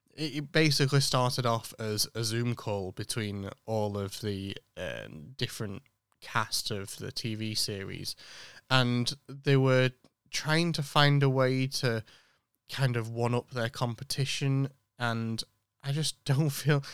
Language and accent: English; United Kingdom; born or raised there